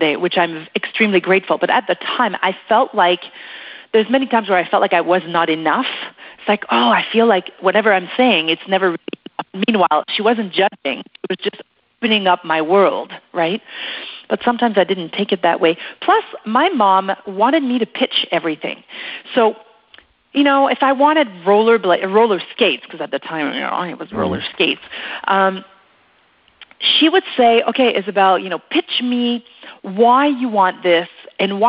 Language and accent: English; Quebec, Canada; first language French; English is a second language; moved away as an adult; now in Western Canada; in Quebec, we have a bit of a different system than here out west